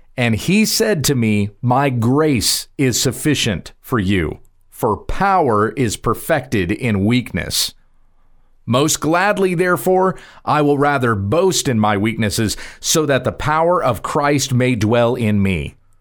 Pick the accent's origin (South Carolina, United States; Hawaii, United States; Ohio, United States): South Carolina, United States; I grew up in South Carolina